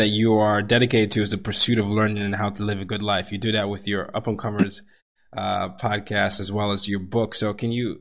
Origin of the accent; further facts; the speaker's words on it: Nigeria; I come from Nigeria, and a lot of times I was supposed to be a doctor, engineer, or doctor